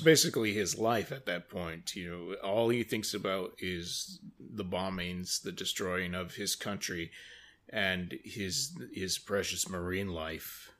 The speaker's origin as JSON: {"language": "English", "country": "United States", "said": "as an American"}